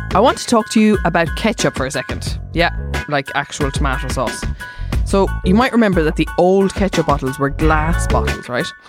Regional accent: Cork, Munster, Ireland; I'm from Cork

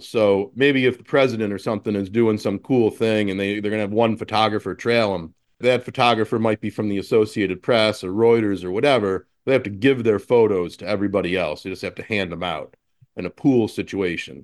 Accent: Buffalo, New York, United States; moved away as an adult; to move back to my hometown and, uh, and kinda recapture that business and use it as a seed to start an agency here

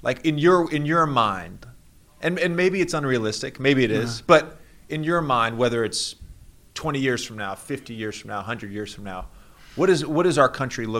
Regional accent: Virginia, United States; moved away as an adult; Growing up in Virginia in public schools

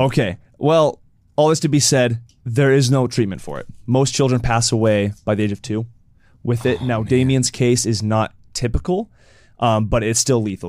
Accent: Oregon, United States; also born or lived in Utah; now in California, United States; I grew up in Oregon

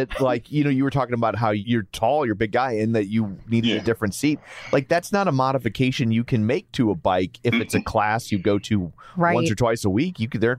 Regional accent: Midwest, United States; we're from the Midwest.

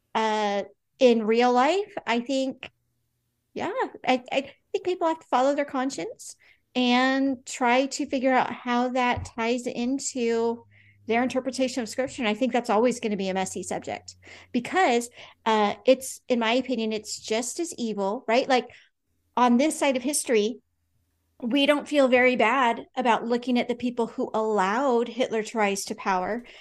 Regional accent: United States; we have this interesting kind of history as American Christians

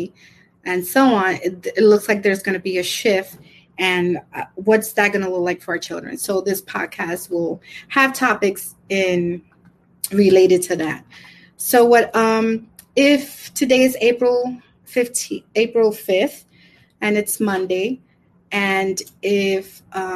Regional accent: New York City, New York, United States; born or raised there; also born or lived in Brooklyn

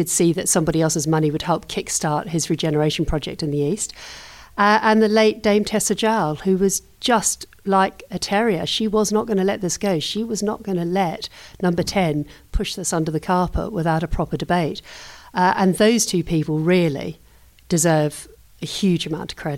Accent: New Zealand; also born or lived in London; now in United Kingdom; I grew up in New Zealand

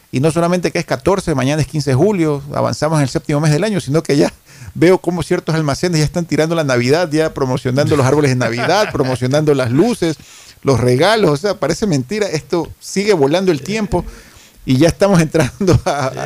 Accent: Ecuador

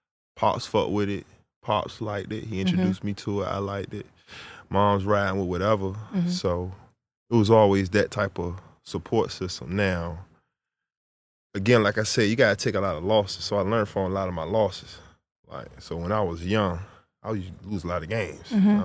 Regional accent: Indian River, Virginia, United States; Yeah, and the Peak, I'm from Indian River. I went to Indian River.

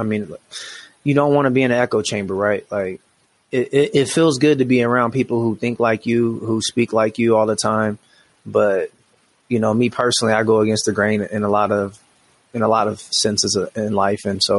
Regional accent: Washington, United States; now in Colorado Springs, United States; I came from Washington State, which is a very liberal place, very blue state.

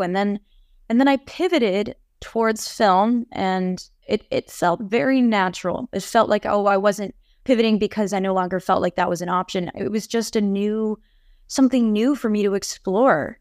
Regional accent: New York, United States; moved away as an adult; now in Los Angeles, United States; growing up in New York, there's just so much rich culture

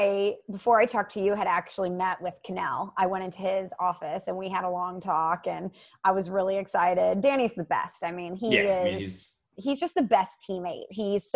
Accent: St. Louis, Missouri, United States; moved away; I'm from St. Louis.

